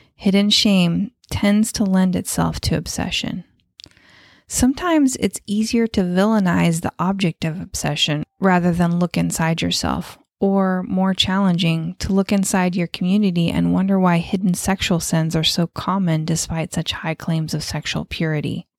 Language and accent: English; United States; We are American